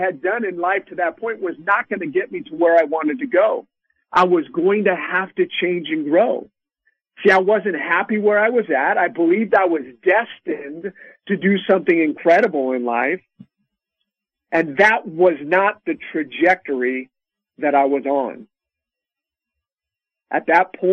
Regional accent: Sacramento, California, United States; I grew up in Sacramento, California, out here on the West Coast

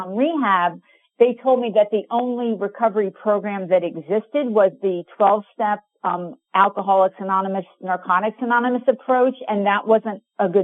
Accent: New Jersey, United States; moved away as an adult; also born or lived in California; I grew up in New Jersey and I came to go to California to go to college

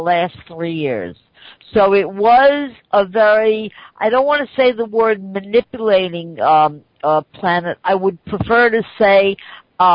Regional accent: New York, United States; I'm from New York

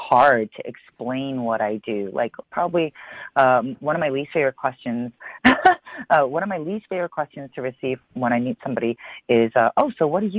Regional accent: Chicago, Illinois, United States; I was born and raised in Chicago

